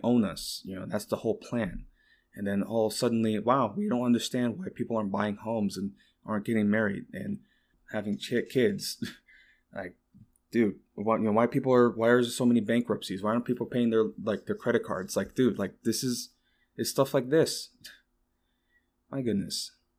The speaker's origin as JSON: {"language": "English", "region": "Texas", "country": "United States", "said": "me being a Texan"}